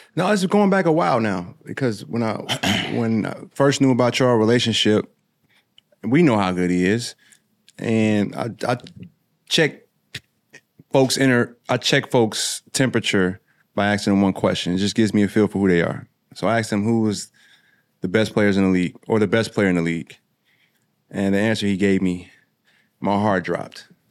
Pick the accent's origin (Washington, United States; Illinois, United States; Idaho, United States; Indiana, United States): Illinois, United States; Springfield; I'm from Springfield. It's about an hour, ten minutes apart